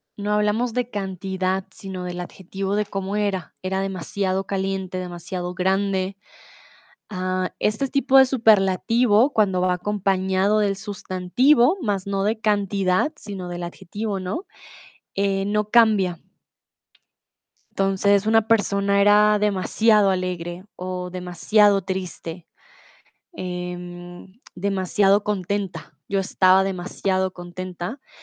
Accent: Colombia; now in Germany; tutora de español aquí en Chatterbox hace cuatro años y soy de Colombia

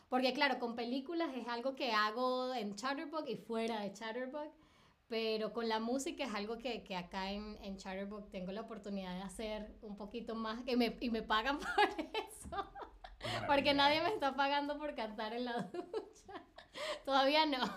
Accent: Caracas, Capital District, Venezuela; now in Berlin, Germany; 2018, eh, en septiembre de 2018 me vine de Caracas a Berlín.

